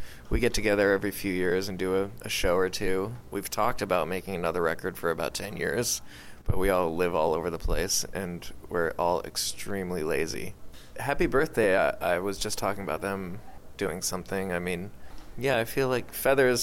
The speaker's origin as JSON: {"language": "English", "region": "Vermont", "country": "United States", "said": "I am from Vermont"}